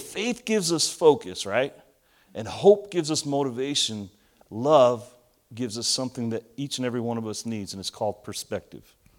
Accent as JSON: {"language": "English", "town": "Elizabeth", "region": "New Jersey", "country": "United States", "tie": "born or raised there", "said": "I grew up in Elizabeth, New Jersey"}